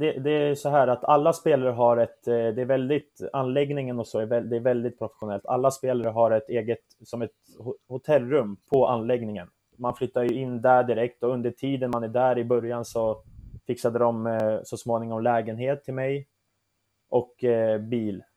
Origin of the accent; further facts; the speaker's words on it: Södertälje, Stockholm County, Sweden; also born or lived in Turkey; jag är ju född och uppvuxen i Södertälje, där jag har bott största delen av mitt liv